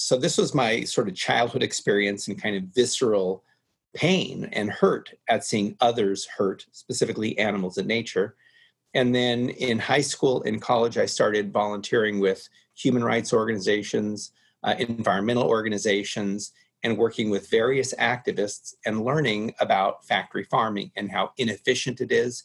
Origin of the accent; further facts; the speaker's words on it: Los Angeles, California, United States; I grew up in the Hollywood Hills in California and I was near Griffith Park